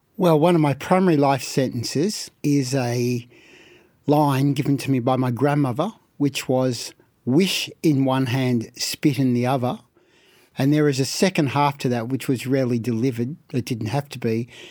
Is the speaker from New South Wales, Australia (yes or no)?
no; Melbourne, Victoria, Australia; I was born in Carlton, and we had two houses in Carlton immediately next door to each other